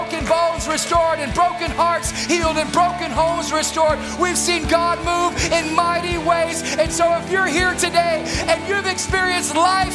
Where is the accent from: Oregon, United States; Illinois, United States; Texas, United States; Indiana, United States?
Texas, United States; Beaumont; moved away as an adult; also born or lived in New York; when we moved from New York back home to Beaumont